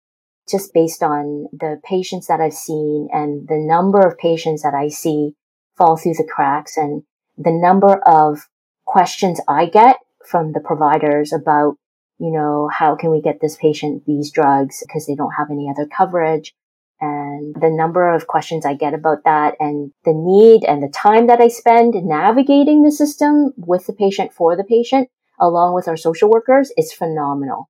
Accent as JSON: {"language": "English", "country": "Canada", "said": "we're Canadian"}